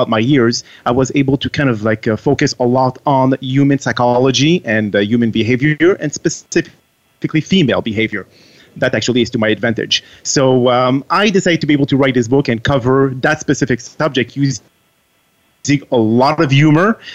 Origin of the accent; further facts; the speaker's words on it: Montreal, Quebec, Canada; first language French; English is a second language; moved away as an adult; also born or lived in France / Texas; now in Washington, D.C., United States; I am actually from France, and I moved out of France when I was very, very young, and I moved to Montreal, Canada. province of Quebec